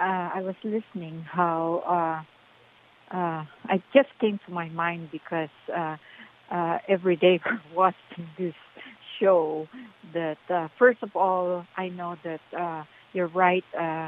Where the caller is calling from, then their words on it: Lake Forest, California, United States; Yes. Yes, I'm … from Lake Forest.